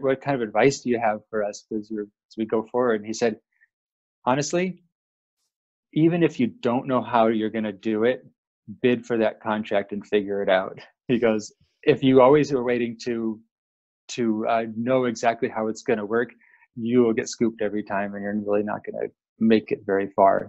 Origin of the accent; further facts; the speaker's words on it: Seattle, Washington, United States; I grew up in Seattle, Washington